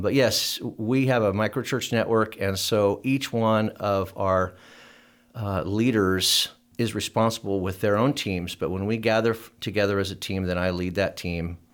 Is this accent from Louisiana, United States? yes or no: no; Oregon, United States; moved away; I was from Oregon